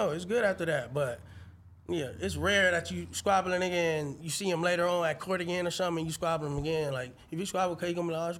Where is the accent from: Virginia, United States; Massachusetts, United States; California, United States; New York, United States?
California, United States; Long Beach; I'm from Long Beach.